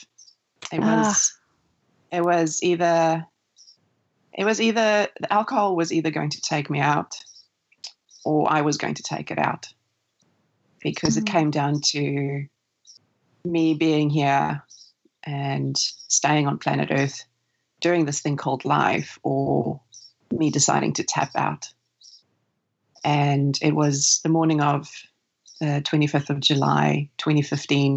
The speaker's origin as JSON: {"language": "English", "country": "South Africa", "tie": "born or raised there", "moved": "yes", "lives_now": "New Zealand", "said": "where I grew up, because I was born in South Africa, summers mean, or Christmas means summer holiday"}